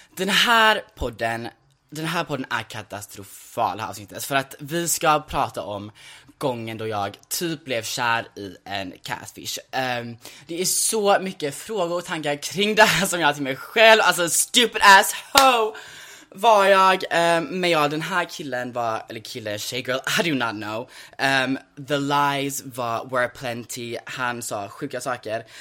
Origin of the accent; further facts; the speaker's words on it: Sweden; vi är cold bitches här i Sverige